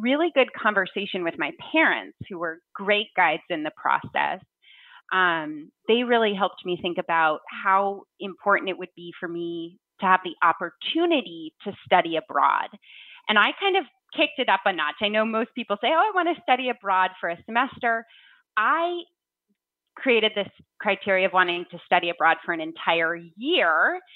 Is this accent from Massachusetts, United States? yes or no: yes; Williamstown, Massachusetts, United States; I grew up in Williamstown, Massachusetts, right near Williams College